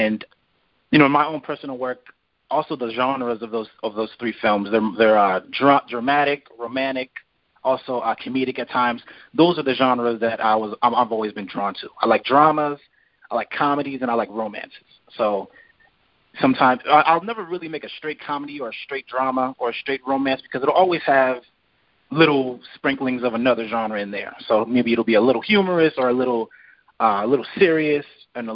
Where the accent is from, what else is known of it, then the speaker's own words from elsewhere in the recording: East Coast, United States; moved away; I'm not from South Central. I'm from the East Coast originally